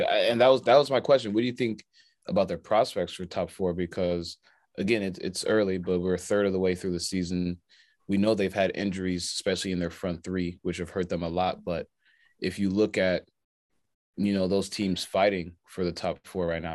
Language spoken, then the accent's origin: English; United States; we're American